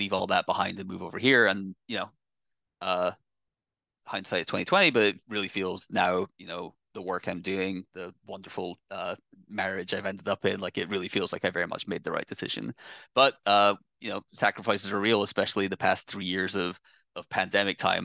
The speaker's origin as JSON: {"language": "English", "region": "Scotland", "country": "United Kingdom", "tie": "born or raised there", "moved": "as an adult", "lives_now": "United States", "said": "I grew up in Scotland"}